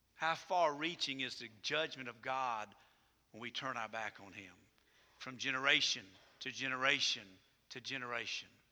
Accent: United States; I'm an American, proud to be an American.

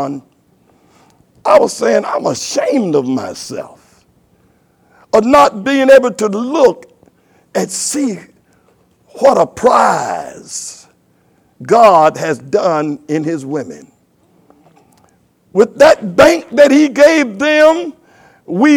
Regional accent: United States; I'm from Carolina, and most of us men are men that came from here

